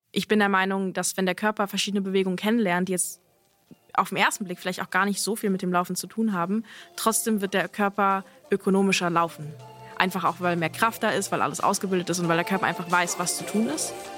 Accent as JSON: {"language": "German", "region": "Berlin", "country": "Germany", "tie": "born or raised there", "said": "Ich bin ja in Berlin aufgewachsen, vor allem in Westberlin"}